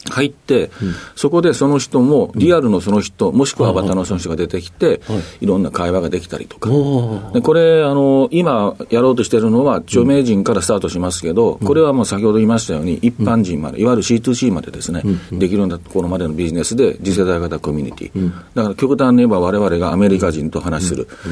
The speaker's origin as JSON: {"language": "Japanese", "region": "Ehime", "country": "Japan", "tie": "born or raised there", "also_born_or_lived": "Osaka", "moved": "yes", "said": "愛媛県です"}